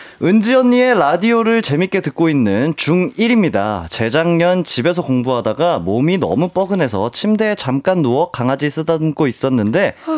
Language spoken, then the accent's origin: Korean; Jeju, South Korea; moved away; 제 고향을 다녀왔어요